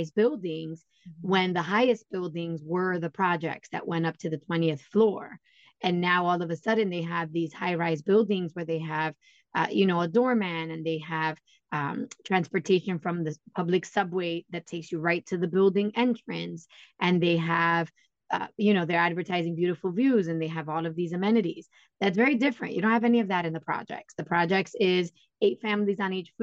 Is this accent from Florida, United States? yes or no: no; New York City, New York, United States; now in Poconos, United States; I am born and raised in New York and consider myself New Yorican, which is a New York born Puerto Rican